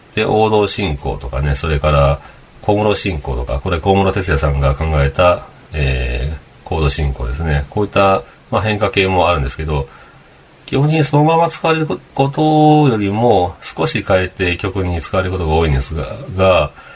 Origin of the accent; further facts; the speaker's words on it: Kagawa, Japan; now in Okayama, Japan; 僕は香川県生まれですけど